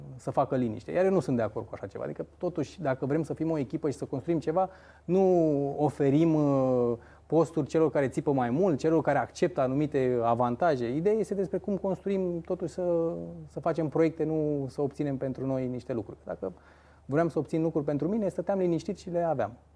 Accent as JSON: {"language": "Romanian", "town": "Focșani", "region": "Vrancea County", "country": "Romania", "said": "sunt din Focșani"}